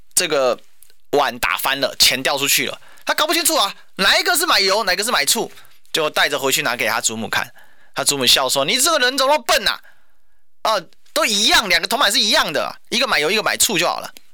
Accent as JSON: {"language": "Chinese", "region": "Kaohsiung", "country": "Taiwan", "said": "我身为高雄人"}